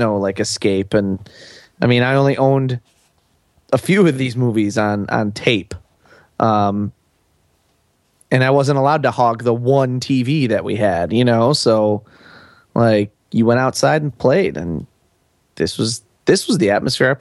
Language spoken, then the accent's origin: English; Buffalo, New York, United States; I grew up in Buffalo, New York, which is not an economic boon town of America.